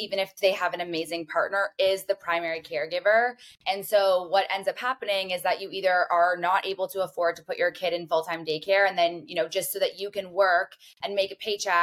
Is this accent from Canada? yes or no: yes; Canada; I am from Canada.